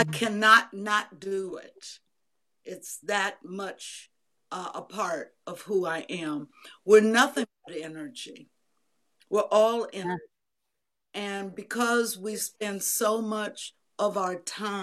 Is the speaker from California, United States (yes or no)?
yes; Bay Area, California, United States; moved away as an adult; also born or lived in San Francisco; now in Georgia, United States; I had grown up in the Bay Area, went to college in San Francisco